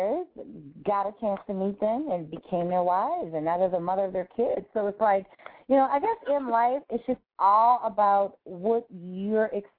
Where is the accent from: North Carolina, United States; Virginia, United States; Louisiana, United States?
Louisiana, United States; New Orleans; I'm really from New Orleans, which is like the city of great mom and pop shops